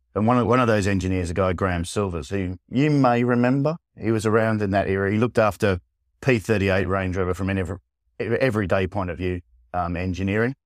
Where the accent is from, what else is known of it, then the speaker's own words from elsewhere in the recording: Australia; moved away; I'm Australian originally